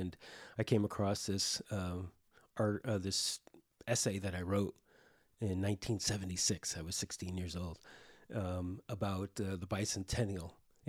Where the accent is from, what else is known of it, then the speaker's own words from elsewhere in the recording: Binghamton, New York, United States; born there; I was originally born in upstate New York.